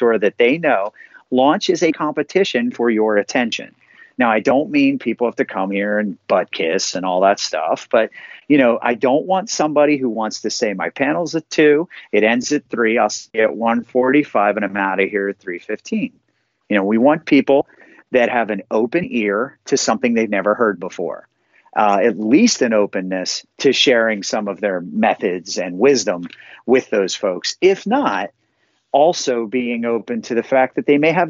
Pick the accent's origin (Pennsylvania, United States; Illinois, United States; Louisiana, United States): Pennsylvania, United States; Lancaster; I'm from Lancaster, Pennsylvania